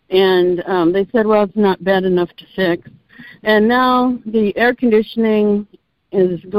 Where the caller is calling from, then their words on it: Texas, United States; from Texas.